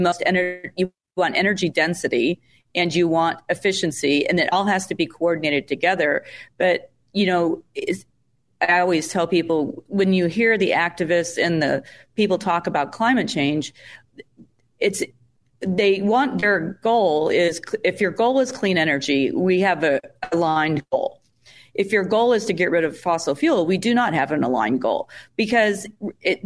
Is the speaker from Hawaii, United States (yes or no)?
no; California, United States; now in Texas, United States; I grew up in California and moved out to Texas